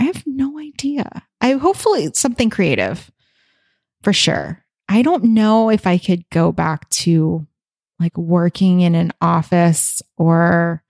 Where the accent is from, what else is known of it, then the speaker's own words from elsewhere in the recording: Hawaii, United States; I know I'm supposed to say shave ice because I'm from Hawaii.